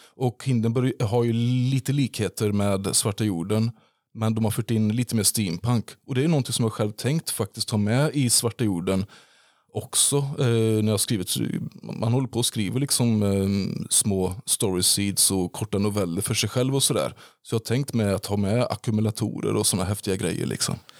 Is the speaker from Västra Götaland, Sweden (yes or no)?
yes; Falköping, Västra Götaland, Sweden; jag är ju född två mil därifrån eh, på Bondvischan vid, eh, vid Hornborgaån. Så jag kom från, jag kom från Hornborga. Och Falköping var ju den närmsta staden.